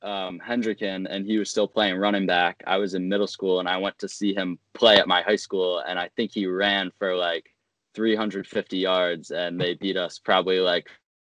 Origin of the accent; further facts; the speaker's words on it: Newport, Rhode Island, United States; I'm from Newport. I don't know if you I know Newport, but all right. Rhode Island